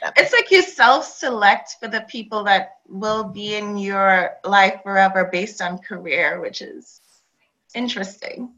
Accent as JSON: {"language": "English", "country": "Trinidad & Tobago", "tie": "born or raised there", "said": "I grew up in Trinidad."}